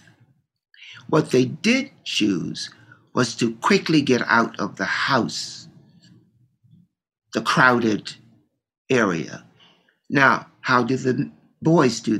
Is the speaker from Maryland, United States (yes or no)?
yes; Baltimore, Maryland, United States; Growing up in Baltimore